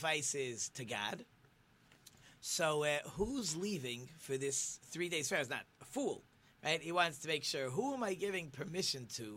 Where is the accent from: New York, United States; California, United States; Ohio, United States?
New York, United States; when I grew up in New York